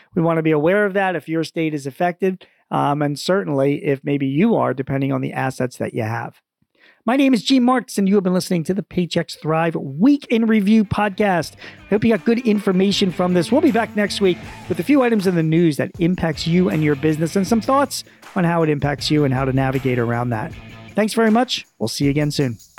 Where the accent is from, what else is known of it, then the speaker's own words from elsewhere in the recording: Philadelphia, Pennsylvania, United States; my hometown, N B C Philadelphia dot